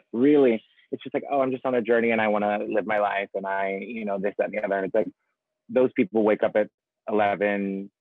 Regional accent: Ohio, United States; moved away as an adult; also born or lived in New York; now in Los Angeles, United States; I'm originally from Ohio. And so in the Midwest

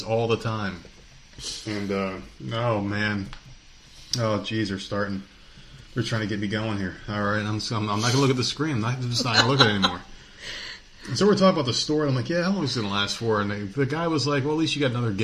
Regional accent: New Jersey, United States; when I was a kid and I was in New Jersey, that was the place to work

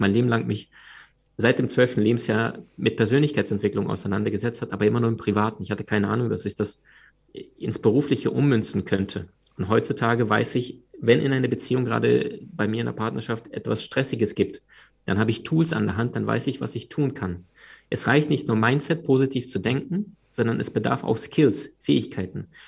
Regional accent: Crimea, Ukraine; moved away; Wir sind damals in der, auf der Halbinsel Krim aufgewachsen. Das war damals Ukraine.

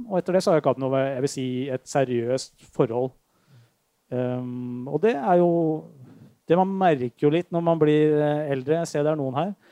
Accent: Drøbak, Akershus, Norway; Jeg vokste opp i Drøbak

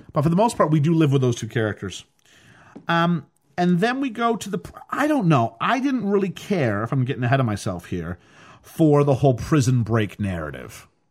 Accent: Canada; as a Canadian

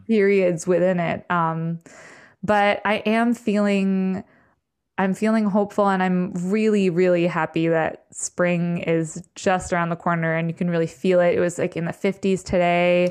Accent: the Berkshires, Western Massachusetts, United States; also born or lived in New York City / Maine; now in upstate New York, United States; I grew up in the Berkshires in Western Mass

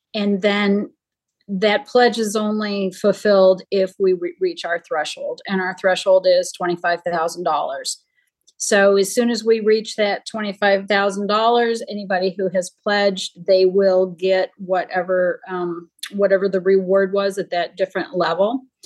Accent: Jamestown, New York, United States; my hometown is where Lucille Ball grew up, and there now is the the Lucille Ball Museum. It's in Jamestown, New York.

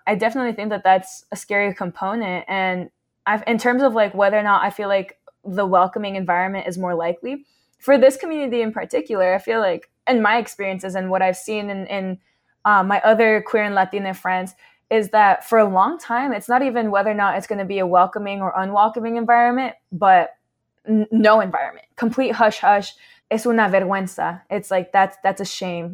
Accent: Southern California, United States; We grew up in SoCal

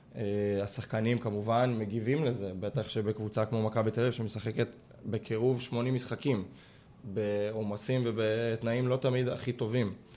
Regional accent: Israel; גם אני ישראלי, ואני מכיר את התרבות ספורט פה

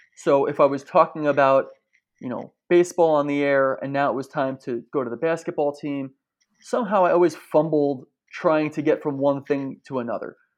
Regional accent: New Jersey, United States; where I grew up in New Jersey

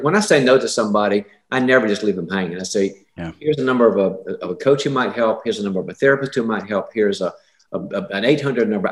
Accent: the South, United States; I'm from the South

